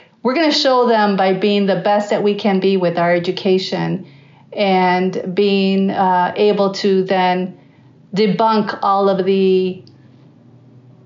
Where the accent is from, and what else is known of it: Chicago, Illinois, United States; born or raised there; first language Spanish; English is a second language